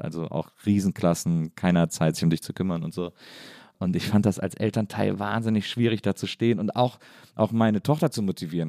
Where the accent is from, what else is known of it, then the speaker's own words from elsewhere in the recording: near Cologne, North Rhine-Westphalia, Germany; ich komme aus der Nähe von Köln